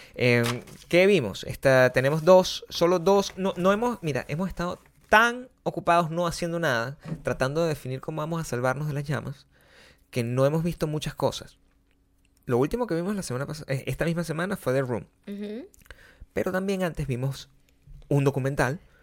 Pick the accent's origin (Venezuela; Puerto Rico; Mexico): Venezuela; Margarita, Nueva Esparta; moved away as an adult; now in Santa Monica, United States; las cosas que pasaban en Margarita, en, mi pueblo.